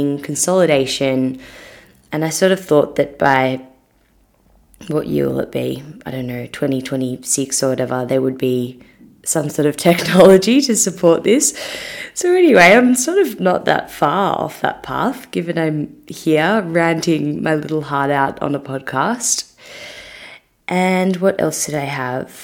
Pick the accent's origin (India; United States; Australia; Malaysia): Australia; Melbourne, Victoria; also born or lived in Sydney; I moved back from Sydney to Melbourne and I was just a bit lost. I left a job that I really did love, to be honest, in Sydney, but I just needed to come home for a bit